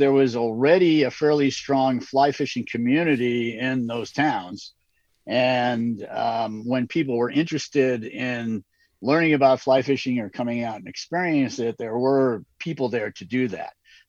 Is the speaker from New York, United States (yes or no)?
yes; New York, United States; now in Montana, United States; I come from New York originally